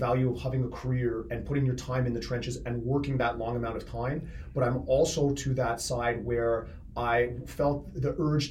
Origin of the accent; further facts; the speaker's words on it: Richmond Hill, Ontario, Canada; also born or lived in Toronto; when I first came to Richmond Hill as a youth, I originally was born, of course, in Toronto, moved up to Richmond Hill very young.